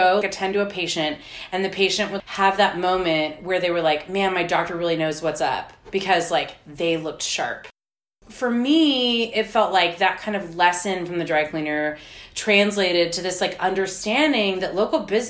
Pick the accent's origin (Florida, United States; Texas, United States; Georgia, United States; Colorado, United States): Texas, United States; McAllen; now in Austin, United States; I'm from South Texas, and my grandfather is a dry cleaner